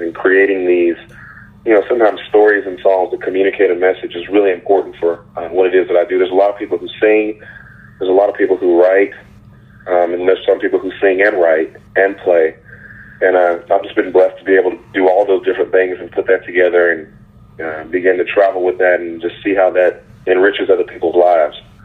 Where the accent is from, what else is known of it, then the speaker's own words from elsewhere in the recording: Texas, United States; I'm from Texas